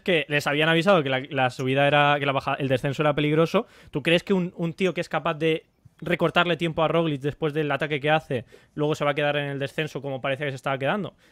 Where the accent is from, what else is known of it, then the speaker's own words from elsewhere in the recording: Spain; aquí en España